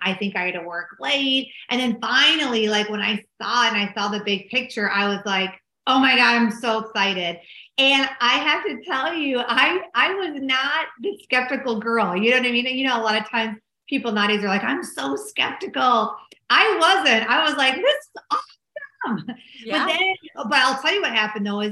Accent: Minneapolis, Minnesota, United States; accent: Minnesota; also born or lived in Dallas, Texas; I'm originally from Minneapolis, Minnesota, and you probably can tell from my funny accent. And I moved back home

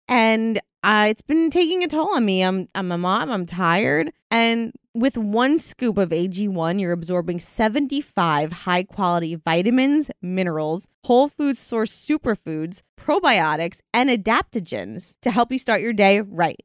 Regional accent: United Kingdom; I'm from Britain

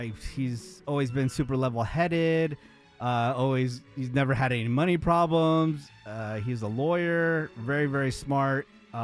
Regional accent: Redwood City, California, United States; I was born in Redwood City, California, which is in Northern California.

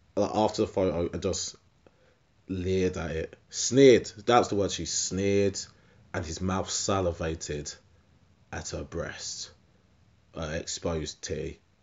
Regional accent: Essex, East of England, United Kingdom; I'm from, I'm from Essex

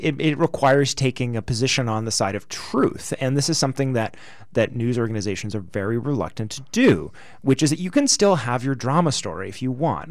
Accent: Canada; we're Canadian

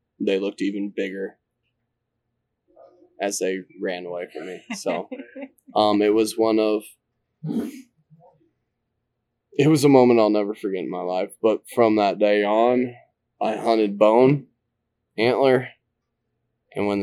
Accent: Eastern Iowa, United States; I grew up in Eastern Iowa my entire life

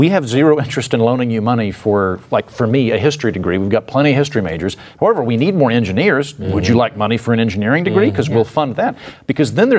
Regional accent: Oklahoma, United States; moved away; she's from my old neighborhood. We're both from Oklahoma

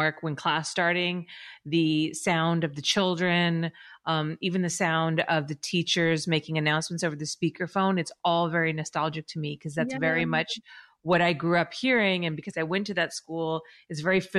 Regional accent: Los Angeles, California, United States; Born and raised. So I actually live in the house I grew up in.

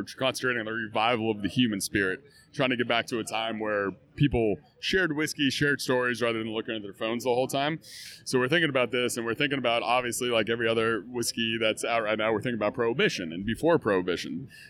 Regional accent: Kentucky, United States; I grew up in Kentucky. I grew up on the Kentucky Bourbon Trail.

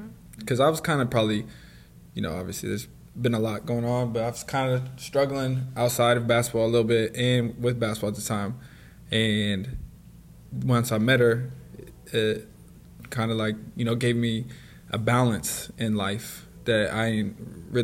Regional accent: Oregon City, Oregon, United States; also born or lived in West Linn, Oregon; I grew up in Oregon, in a small town called Oregon City, and eventually I moved to a town called Westland when I got to like middle school

